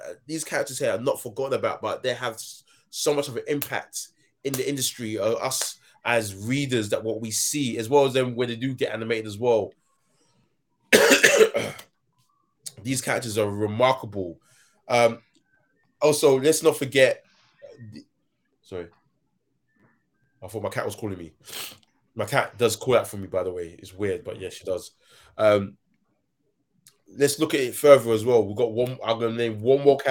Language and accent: English; United Kingdom; I'm British